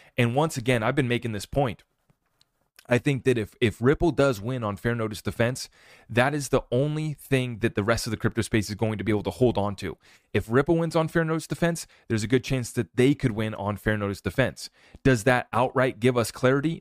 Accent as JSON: {"language": "English", "country": "United States", "said": "as an American"}